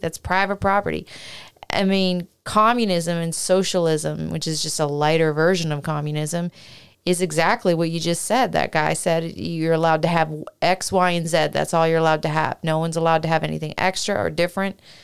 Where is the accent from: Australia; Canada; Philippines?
Canada; now in United States